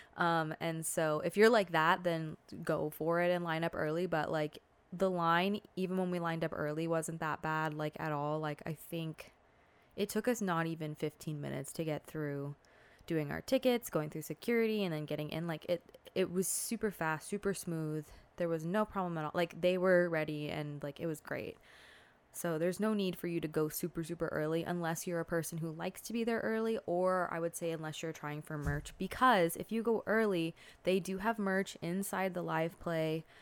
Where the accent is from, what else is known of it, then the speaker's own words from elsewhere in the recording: Southern California, United States; I'm from Southern California